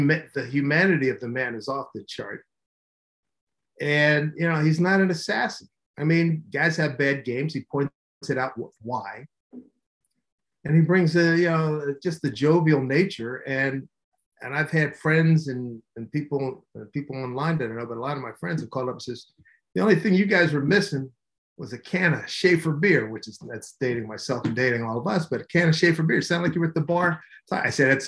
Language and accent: English; Philadelphia, Pennsylvania, United States; moved away; also born or lived in Manhattan, New York / Seattle; born and raised in Philly. Come on, we grew up in Philly